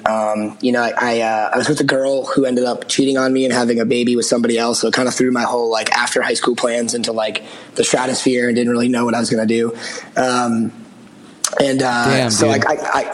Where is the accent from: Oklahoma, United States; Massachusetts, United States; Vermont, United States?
Massachusetts, United States; outside of Boston; I grew up outside of Boston